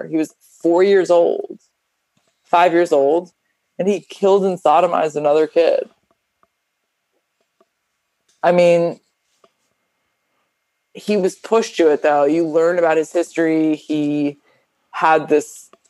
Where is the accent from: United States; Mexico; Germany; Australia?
United States; Miami, Florida; I grew up in Miami